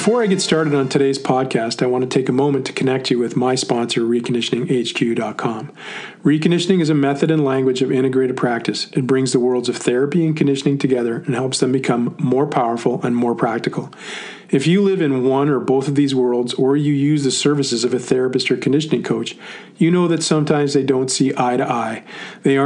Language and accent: English; Ottawa, Ontario, Canada; I was an Ottawa boy